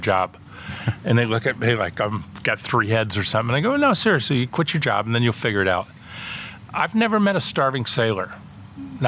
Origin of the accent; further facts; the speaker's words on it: Florida, United States; moved away; I grew up in Florida sailing